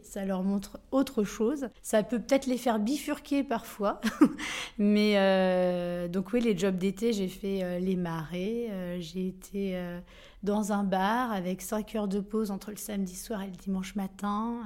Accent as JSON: {"language": "French", "town": "Coutances", "region": "Normandy", "country": "France", "tie": "born or raised there", "also_born_or_lived": "Granville", "said": "je suis née à Coutances, c'est pas à Grandville, c'est au moins à 25 km ou 30 de Grandville, mais c'est presque pareil"}